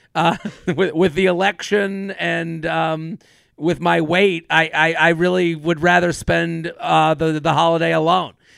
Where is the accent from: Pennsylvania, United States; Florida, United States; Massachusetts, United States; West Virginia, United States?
Massachusetts, United States; Needham; I'm from Needham